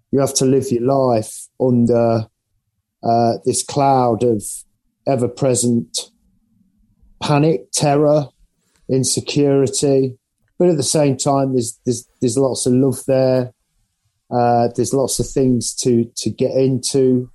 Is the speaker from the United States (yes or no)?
no; England, United Kingdom; now in Nottingham, United Kingdom; being English.